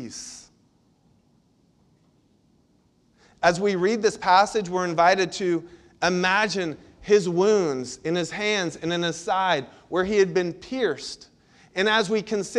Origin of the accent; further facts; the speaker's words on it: Central Florida, United States; When I was a kid, I grew up in Central Florida